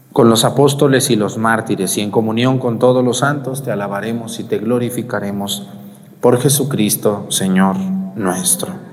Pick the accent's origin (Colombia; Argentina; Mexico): Mexico; Mexticacán, Jalisco; also born or lived in La Mojonera, Jalisco; mi pueblo, Mesticacán